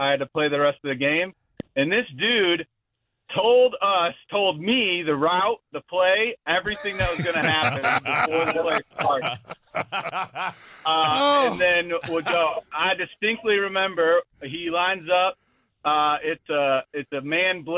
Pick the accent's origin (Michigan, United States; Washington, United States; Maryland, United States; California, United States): Michigan, United States; now in New York, United States; I'm originally from Michigan.